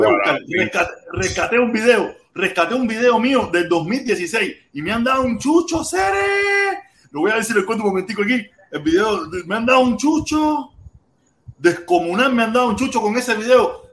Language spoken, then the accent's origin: Spanish; Pinar del Río, Cuba; moved away as an adult; yo soy pinareño